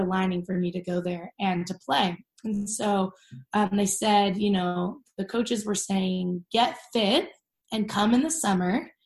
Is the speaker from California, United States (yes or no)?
yes; Orange County, California, United States; I grew up in Orange County, California.